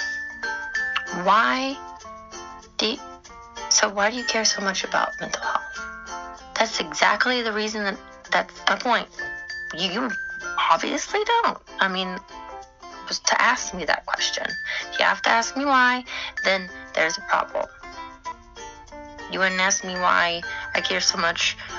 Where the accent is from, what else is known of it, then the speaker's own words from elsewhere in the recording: Texas, United States; I'm from Texas